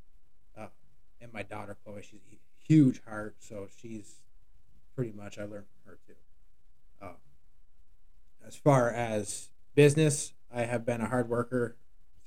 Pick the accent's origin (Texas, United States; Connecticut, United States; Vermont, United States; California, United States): Vermont, United States; Shelburne; also born or lived in Starksboro, Vermont; I've been in Vermont my whole life, 40 years. I grew up in Shelburne. I now live in Starkesboro.